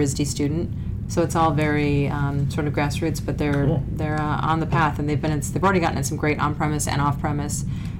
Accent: Detroit, Michigan, United States; moved away as an adult; now in Boston, United States; I grew up in Detroit, suburbs of Detroit, Michigan

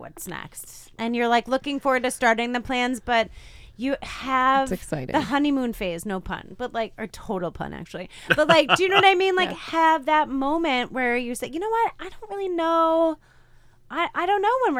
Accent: Midwest, United States; now in New England, United States; I was from the Midwest

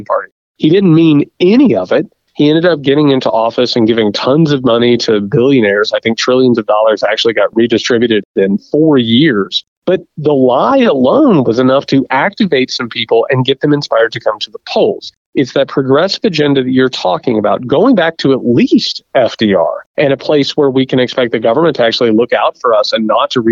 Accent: Indiana, United States; Indiana, my home state

